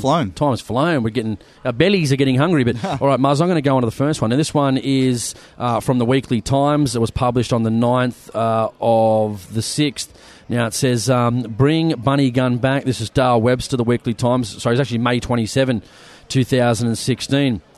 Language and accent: English; Sydney, New South Wales, Australia; We, are from the big city. We're from Sydney